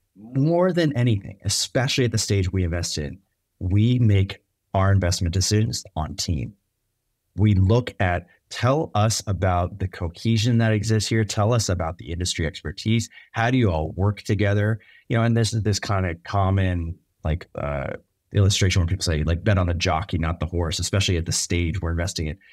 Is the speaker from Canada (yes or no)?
no; Bay Area, just outside San Francisco, California, United States; I grew up in the Bay Area, just outside San Francisco